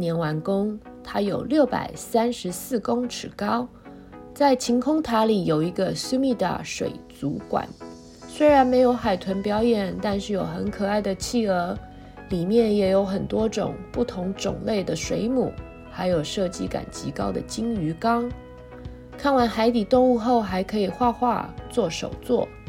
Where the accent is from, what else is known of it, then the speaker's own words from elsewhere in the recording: Taiwan; 身为台湾人，在日本的街头逛街时，还是很自豪的。